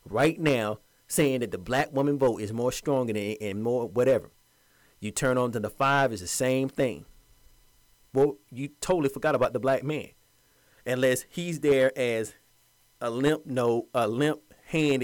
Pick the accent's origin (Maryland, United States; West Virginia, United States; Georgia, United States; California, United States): Georgia, United States; Georgia, my home state.